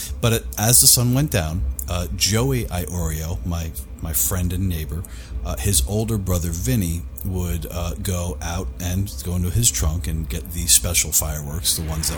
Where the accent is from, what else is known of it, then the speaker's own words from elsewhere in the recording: New York City, New York, United States; I grew up in New York. I grew up in Queens